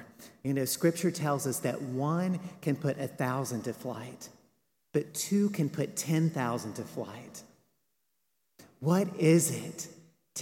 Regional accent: Western North Carolina, United States; I grew up Baptist in the Appalachian Mountains of Western North Carolina.

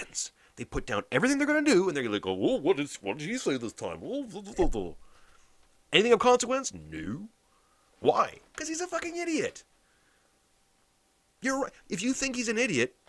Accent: Canada; I'm a Canadian

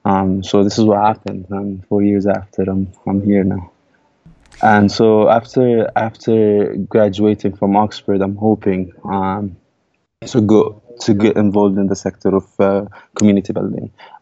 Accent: Al-Arroub, West Bank, Palestine; So, yeah, I grew up in Al-Arroub. I attended UNRWA, primary schools, and then I went to the Palestinian Authority public schools for the high school.

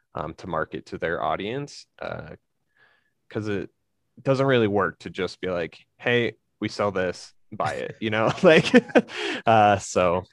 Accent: Colorado, United States; also born or lived in Sugar City, Idaho / New England; now in Idaho, United States; I grew up in Colorado

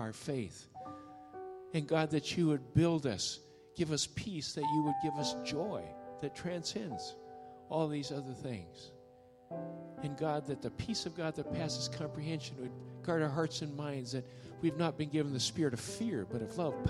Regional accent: Middle West, Midwest, United States; also born or lived in Japan; I grew up in Japan, and then grew up mainly in the Middle West

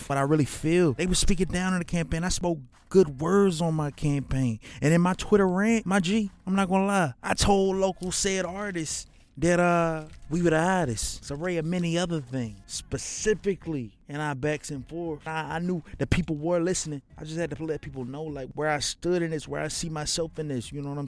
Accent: Hoover, Alabama, United States; But I'm from Hoover. I live in Hoover

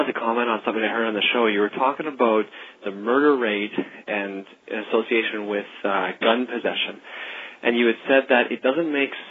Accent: Canada; I'm from Canada.

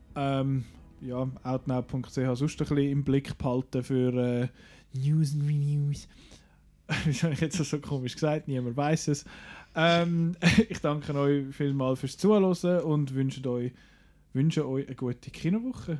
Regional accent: Switzerland; bei uns in der Schweiz

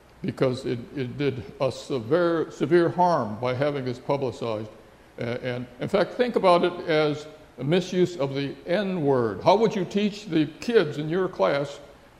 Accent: San Francisco, California, United States; also born or lived in Heart Mountain, Wyoming; San Francisco, my hometown

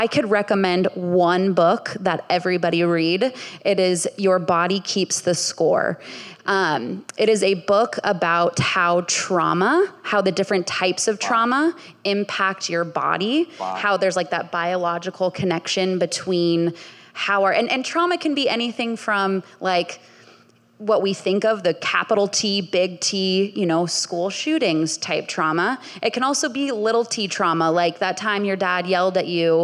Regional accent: Bay Area, California, United States; I grew up in the Bay Area

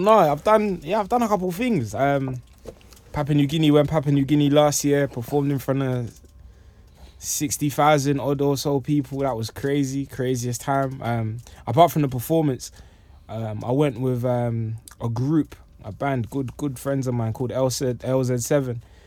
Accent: London, United Kingdom; also born or lived in Congo / New York; I'm originally from Congo and I left when I was, um, about six or seven years old. And I've been in, been in London since then

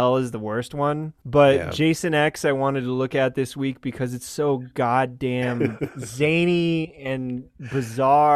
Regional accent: New Mexico, United States; my home state

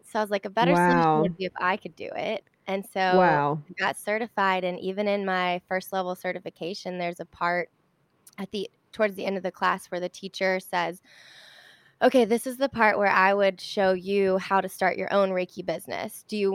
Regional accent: Charlotte, North Carolina, United States; Oh my God, that's so funny. I'm from Charlotte.

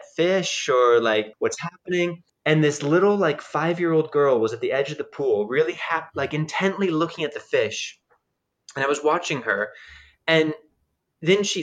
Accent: United States; moved away as an adult; also born or lived in Japan; now in Czech Republic; As an American

